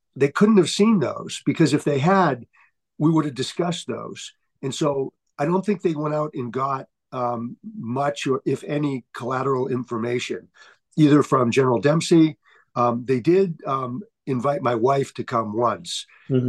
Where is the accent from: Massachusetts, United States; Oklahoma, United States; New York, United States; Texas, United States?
Massachusetts, United States; Holbrook; moved away as an adult; also born or lived in Brockton, Massachusetts / Darmstadt, Germany; I grew up in Holbrook, uh, about 15 miles south of uh, Boston